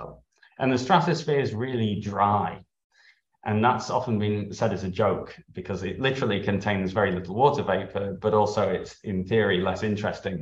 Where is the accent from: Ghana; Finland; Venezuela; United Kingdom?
United Kingdom; Harrogate, Yorkshire and the Humber; I grew up in Harrogate in North Yorkshire.